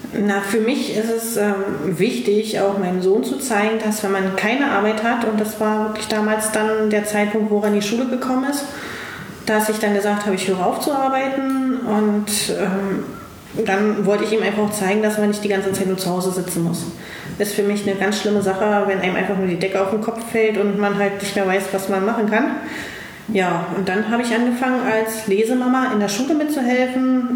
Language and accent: German; East Germany, Germany; ich als gebürtiger Ossi, damals ja noch, ähm, bin in den Westen gegangen